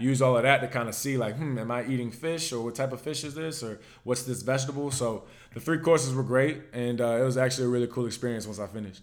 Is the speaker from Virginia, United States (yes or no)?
yes; Virginia, United States; accent: Virginia; I'm from Virginia